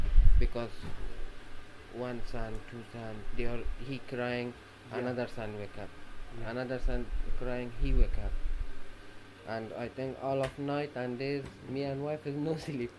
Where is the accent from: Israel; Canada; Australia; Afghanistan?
Afghanistan; English is a second language; now in United Kingdom; As a British, as an Afghan